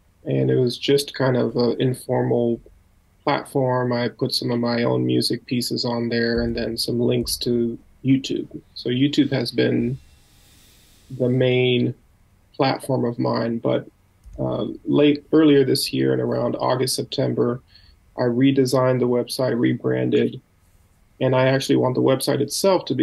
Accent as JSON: {"language": "English", "country": "United States", "also_born_or_lived": "Minnesota", "said": "being an American"}